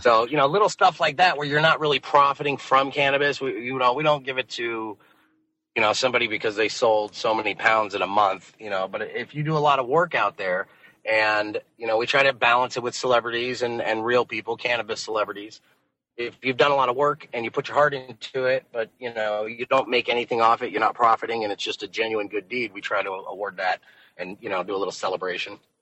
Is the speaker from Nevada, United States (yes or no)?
yes; Las Vegas, Nevada, United States; moved away as an adult; now in San Diego, United States; Las Vegas, which is my hometown